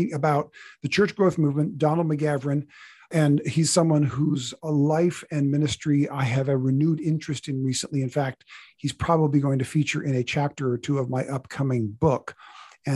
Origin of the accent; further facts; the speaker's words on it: Canada; now in California, United States; I live in California. I was raised in Canada